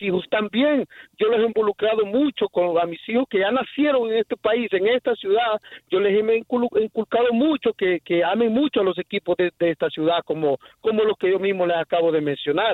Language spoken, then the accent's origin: Spanish; Honduras; now in Houston, United States; yo soy hondureño